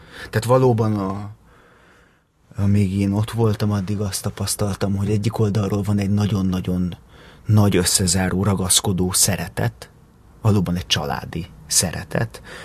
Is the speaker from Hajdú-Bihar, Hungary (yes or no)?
no; Pilisborosjenő, Pest, Hungary; Pilisborosenő nőttem fel